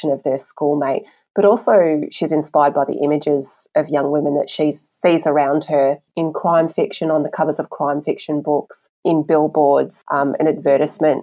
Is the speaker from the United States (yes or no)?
no; Australia; I'm Chinese Australian. So especially in primary school, you know, I really felt culturally like I didn't fit in anywhere